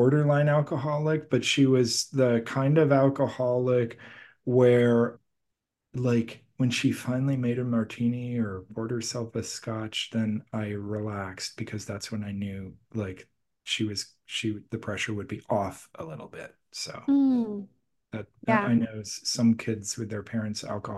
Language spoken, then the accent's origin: English; Milwaukee, Wisconsin, United States; also born or lived in Boston, Massachusetts; we moved from Boston, Massachusetts, where I was born, to Milwaukee, Wisconsin